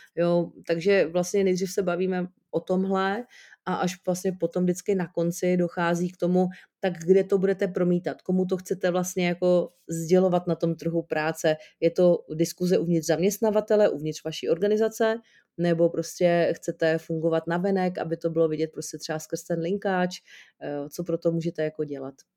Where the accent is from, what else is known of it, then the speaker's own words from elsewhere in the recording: Jablonec nad Nisou, Liberec Region, Czechia; u nás v Jablonci, odkaď jsem